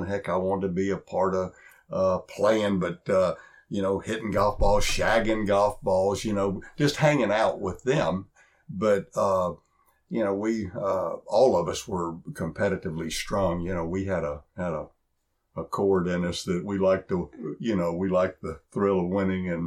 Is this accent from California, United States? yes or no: no; Texarkana, Texas, United States; I grew up in East Texas after my dad retired in Texarkana